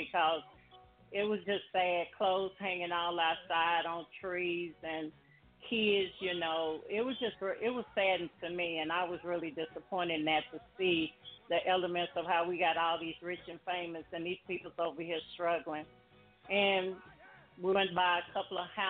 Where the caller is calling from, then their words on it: Dallas, Texas, United States; I'm calling from Dallas, Texas.